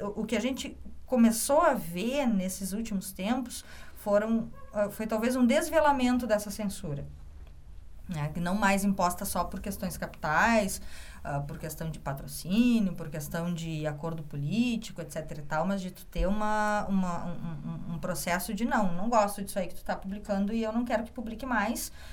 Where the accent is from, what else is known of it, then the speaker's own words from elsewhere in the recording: Caxias do Sul, Rio Grande do Sul, Brazil; moved away as an adult; now in Porto Alegre, Brazil; eu sou de Caxias do Sul, me formei em jornalismo na UX